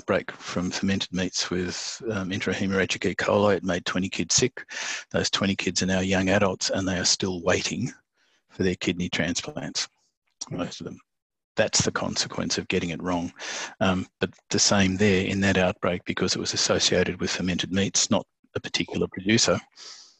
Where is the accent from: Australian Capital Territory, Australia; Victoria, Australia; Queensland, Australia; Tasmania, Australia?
Tasmania, Australia; where I grew up in Tasmania